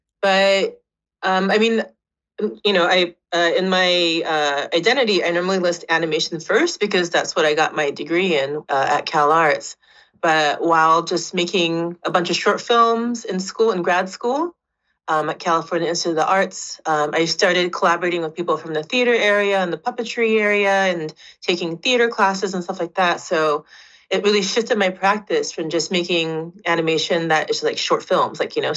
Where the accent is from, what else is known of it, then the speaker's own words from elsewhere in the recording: Japan; now in Vancouver, Canada; I grew up kind of between Osaka and Kyoto and Japan